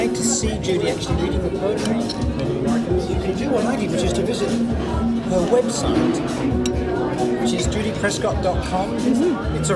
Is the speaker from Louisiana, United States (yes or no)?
no; New Jersey, United States; I'm from New Jersey. I'm a Jersey girl.